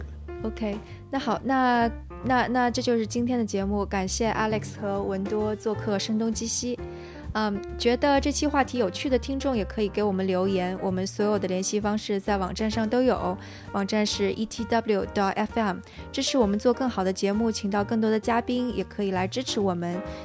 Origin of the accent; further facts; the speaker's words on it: China; now in San Francisco, United States; 因为我是个中国人